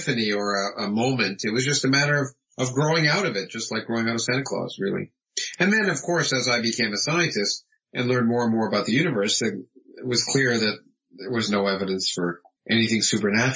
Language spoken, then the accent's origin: English; Toronto, Ontario, Canada; moved away as an adult; now in United States; I was born in the United States, but I grew up in Toronto, in Canada, and had my formative education there right through being an undergraduate.